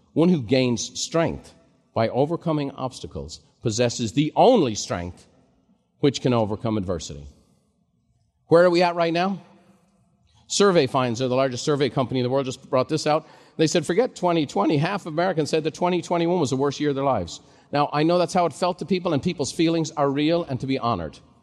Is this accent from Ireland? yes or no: yes; Ireland; now in United States; growing up in Ireland just as a kid